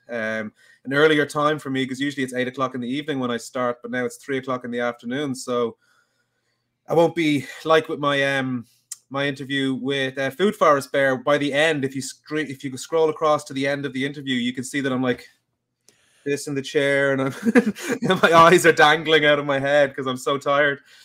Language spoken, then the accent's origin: English; Dublin, Leinster, Ireland; I'm from Dublin